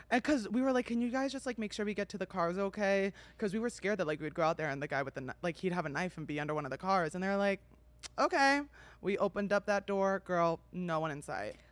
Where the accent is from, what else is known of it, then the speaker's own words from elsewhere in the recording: New Jersey, United States; I'm from New Jersey